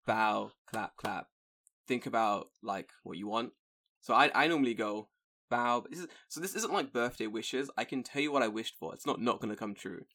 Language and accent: English; United Kingdom; now in Japan; in the U K